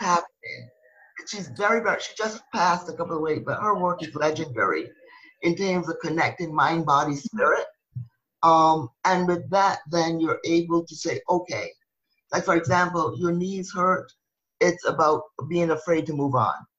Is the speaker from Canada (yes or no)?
no; Barbados; moved away; I'm originally from Barbados